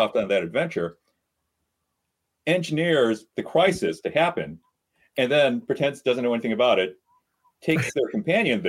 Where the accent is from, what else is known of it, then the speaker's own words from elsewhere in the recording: South Bend, Indiana, United States; now in Chicago, United States; I grew up in South Bend